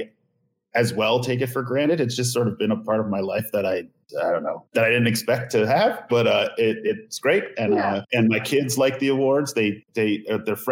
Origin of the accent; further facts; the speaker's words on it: Long Island, New York, United States; I grew up on Long Island